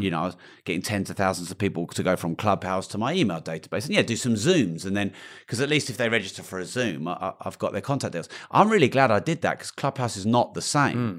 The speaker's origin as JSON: {"language": "English", "country": "United Kingdom", "said": "I'm British"}